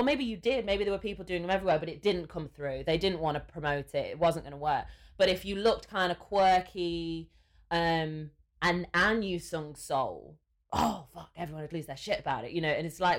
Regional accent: England, United Kingdom; So I don't even know if you can hear my accent in my voice, and I'm not too sure whether you would know I was English.

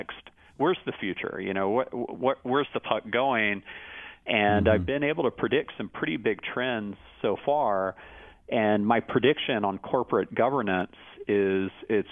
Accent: Austin, Texas, United States; And one of my huge regrets growing up in Austin is that I never saw him play live.

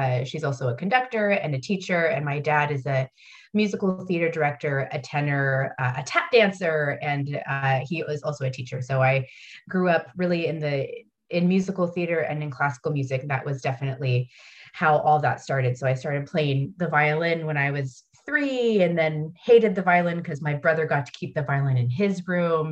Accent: United States; moved away as an adult; now in Paris, France; being American

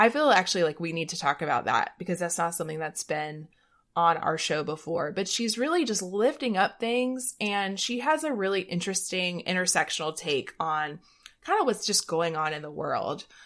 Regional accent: the South, United States; we're both from the South

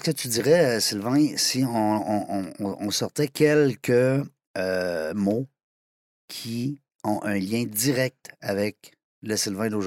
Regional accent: Hérouxville, Quebec, Canada; born there; je suis né à

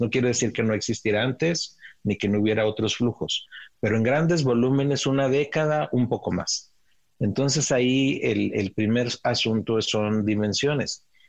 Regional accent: Ciudad Juárez, Chihuahua, Mexico; crecí en Ciudad Juárez eh, y como niños cruzábamos al otro lado a jugar al parque de enfrente

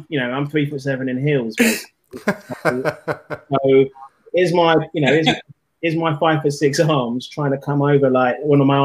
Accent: London, United Kingdom; I'm from South London

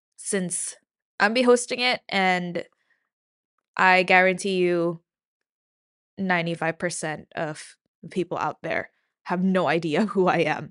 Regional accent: Philippines; moved away; I'm from the Philippines, um, the land of eternal summer

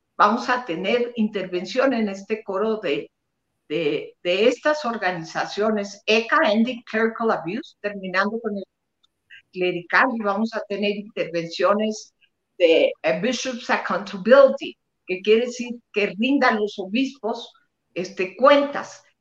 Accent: Monterrey, Nuevo León, Mexico; de donde soy yo, de Monterrey, Nuevo León

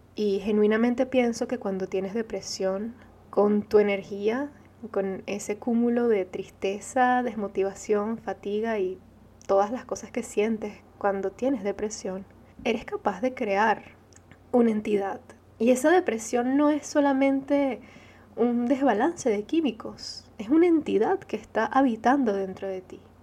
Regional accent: Venezuela; first language Arabic; Spanish is a second language; Nací en Venezuela siendo hija de padres árabes

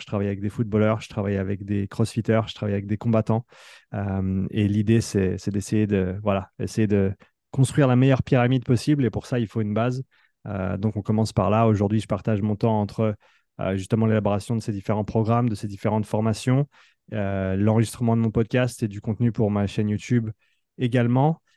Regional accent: Nyon, Vaud, Switzerland; moved away as an adult; also born or lived in France; l'équipe là où j'ai grandi, là où j'ai joué étant plus jeune aussi, ici à Nyon

